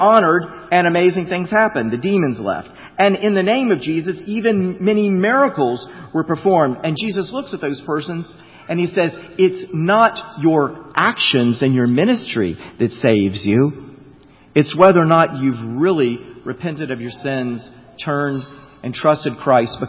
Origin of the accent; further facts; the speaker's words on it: Florida, United States; I grew up in Florida.